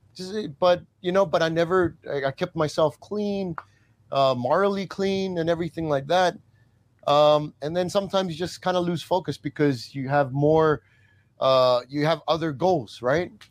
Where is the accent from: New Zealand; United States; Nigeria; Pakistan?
New Zealand; moved away; also born or lived in Australia; my mom is also Tongan and I was born in New Zealand. So they migrated from Tonga to New Zealand